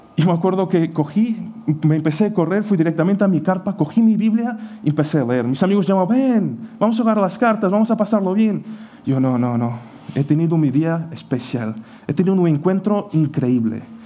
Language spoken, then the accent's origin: Spanish; Portugal; Spanish is a second language; moved away as an adult; also born or lived in Ukraine / Sagunto, Spain; now in Spain; yo nací en Ucrania y a los seis años, porque mi madre emigró, pues he ido con él, he crecido en Portugal